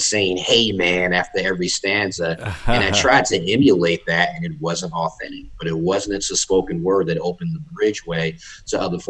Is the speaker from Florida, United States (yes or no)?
no; Jersey City, New Jersey, United States; now in North Carolina, United States; I'm originally from Jersey City, New Jersey. Shout out to the 201. And I relocated to North Carolina in 2009